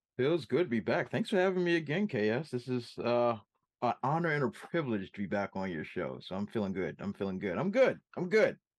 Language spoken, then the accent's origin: English; Washington, District of Columbia, United States; my hometown of Washington, D C